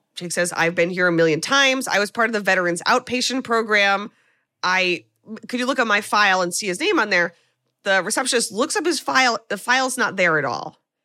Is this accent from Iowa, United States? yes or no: no; New York, United States; as a New Yorker